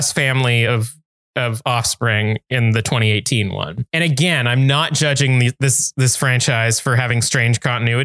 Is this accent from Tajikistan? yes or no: no; Canada; we're Canadian